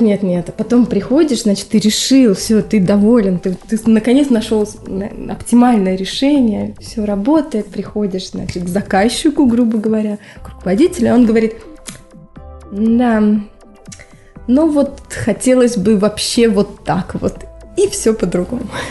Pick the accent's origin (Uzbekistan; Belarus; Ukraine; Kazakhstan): Ukraine; Dnipro, Dnipropetrovsk Oblast; also born or lived in Murmansk, Russia / Petrozavodsk, Russia; now in Finland; я вообще сама с Украины, с Днепропетровска